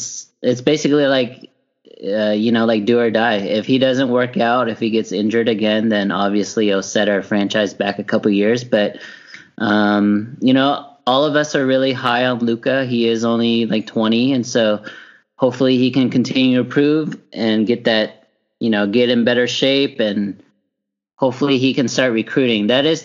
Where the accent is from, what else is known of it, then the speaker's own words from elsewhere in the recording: Dallas, Texas, United States; my hometown team, the Dallas Mavericks.